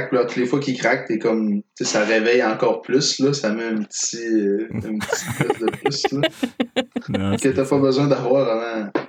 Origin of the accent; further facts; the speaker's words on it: Quebec, Canada; Non, tu ah, diras pas que je suis natif du Saguenay, je suis natif du lac Saint-Jean.